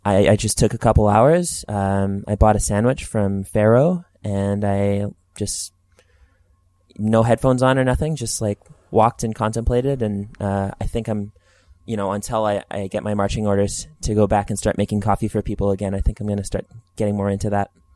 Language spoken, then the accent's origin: English; Edmonton, Alberta, Canada; also born or lived in Alliston, Ontario; it's my hometown